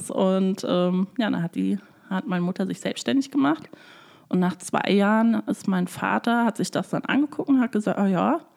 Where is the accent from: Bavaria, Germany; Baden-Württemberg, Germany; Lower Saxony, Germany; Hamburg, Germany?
Bavaria, Germany; Freising; born there; also ich bin in Freising in Bayern geboren. Ähm, dort haben sich meine Eltern kennengelernt während ihrer Studienphase.